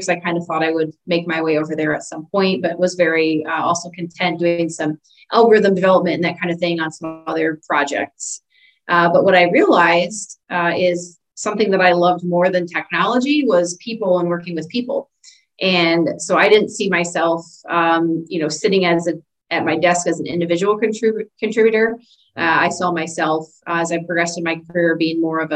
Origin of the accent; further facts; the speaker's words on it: Illinois, United States; I grew up in Illinois in a very small community, small town